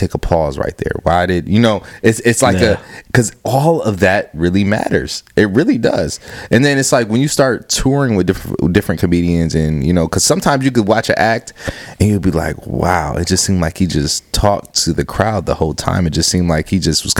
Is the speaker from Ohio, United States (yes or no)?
yes; Cleveland, Ohio, United States; moved away as an adult; also born or lived in Akron, Ohio; now in Rochester, United States; That's where I'm from Cleveland, but I was living in Akron before I moved to Rochester